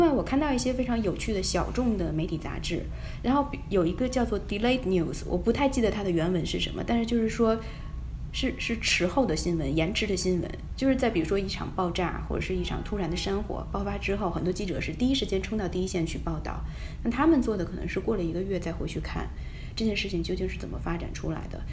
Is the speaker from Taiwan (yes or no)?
no; China; moved away as an adult; now in United States; 我是一个中国人，我也可以看中文